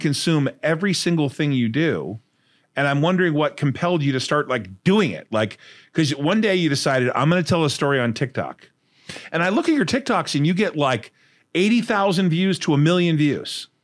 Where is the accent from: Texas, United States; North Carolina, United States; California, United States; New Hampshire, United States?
California, United States; Fullerton; also born or lived in Huntington Beach, California; I grew up in Hud Housing in Fullerton, California.